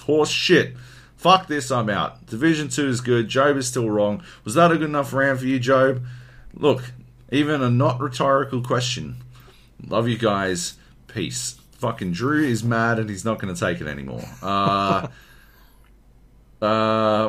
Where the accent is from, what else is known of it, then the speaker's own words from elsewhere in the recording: Queensland, Australia; I'm a Queenslander